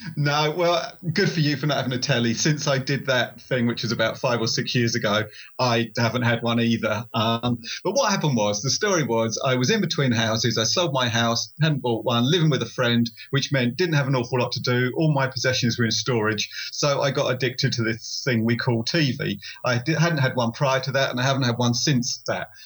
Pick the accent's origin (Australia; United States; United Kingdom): United Kingdom; Essex, East of England; I write uh, motorcycle overland books, and I'm from Essex in England.